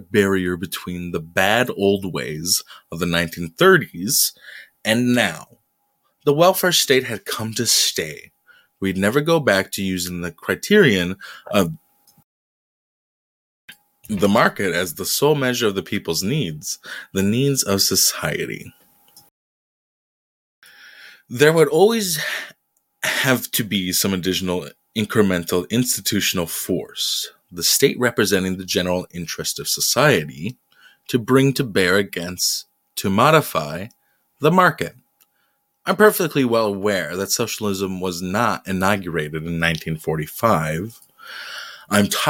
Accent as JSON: {"language": "English", "town": "Detroit", "region": "Michigan", "country": "United States", "said": "I'm from Detroit"}